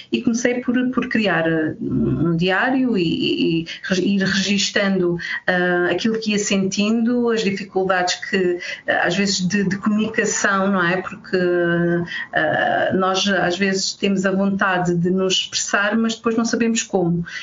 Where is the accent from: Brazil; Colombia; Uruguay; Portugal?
Portugal; Alentejo; moved away